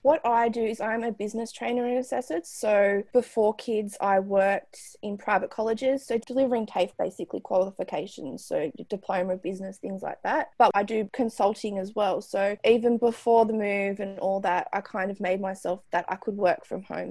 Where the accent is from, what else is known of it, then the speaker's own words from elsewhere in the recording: Newcastle, New South Wales, Australia; moved away as an adult; now in Richmond, Australia; I'm from Newcastle in New South Wales